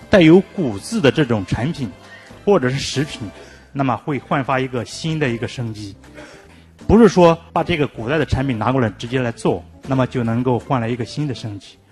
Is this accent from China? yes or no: yes; China; 我们中国人